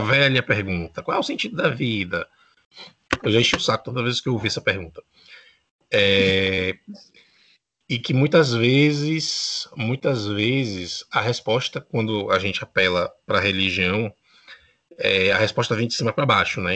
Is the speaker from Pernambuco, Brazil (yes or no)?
no; Bahia, Brazil; now in Uruguay; eu sou da Bahia, atualmente residente no Uruguai